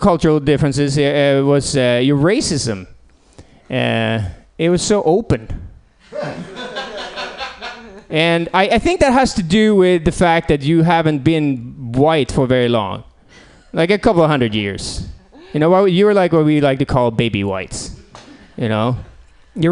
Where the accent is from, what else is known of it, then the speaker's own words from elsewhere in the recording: Sweden; also born or lived in San Francisco; now in Portland, United States; I actually came all the way from Sweden